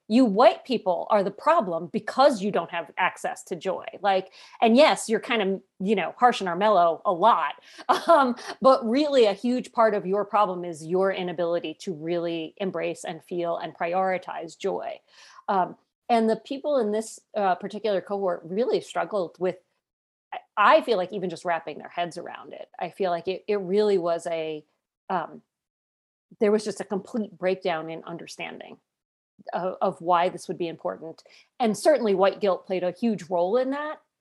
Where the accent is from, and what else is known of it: United States